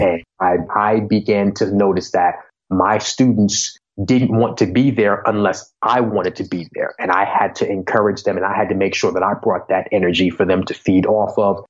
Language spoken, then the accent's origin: English; Long Island, New York, United States; where I grew up on Long Island and in New York